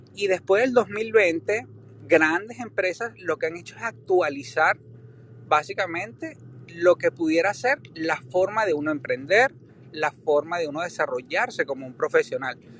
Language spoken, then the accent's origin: Spanish; Venezuela; moved away as an adult; now in United States; yo soy americano desde muy pequeño, pero viví en Venezuela